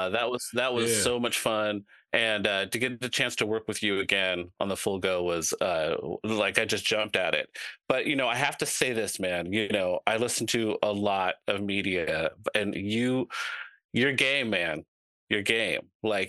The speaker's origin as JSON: {"language": "English", "area": "the Northwest", "region": "Pacific Northwest", "country": "United States", "said": "I've been to Chicago a lot, but I'm not from Chicago. I'm all the way up here in the Northwest, mm-hmm. you know, and I'm Northwest to the bone."}